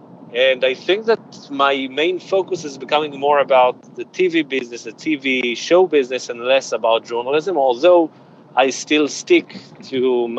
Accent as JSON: {"language": "English", "town": "Jerusalem", "region": "Jerusalem District", "country": "Israel", "tie": "born or raised there", "said": "I grew up in Jerusalem in a neighborhood called Givat Sheol"}